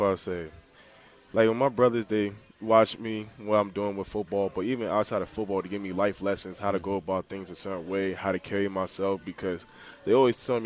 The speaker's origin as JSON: {"language": "English", "town": "Glenarden", "region": "Maryland", "country": "United States", "tie": "born or raised there", "also_born_or_lived": "Texas / Bladensburg, Maryland", "moved": "yes", "lives_now": "Harrisonburg, United States", "said": "I grew up in Glen Arden. So I was born in Texas, lived there 3.5 years, then moved to Maryland, Prince George's County, Maryland."}